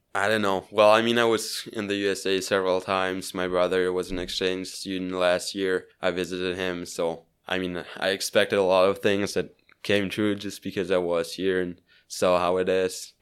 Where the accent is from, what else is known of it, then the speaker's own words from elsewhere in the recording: Switzerland; English is a second language; I grew up in Switzerland.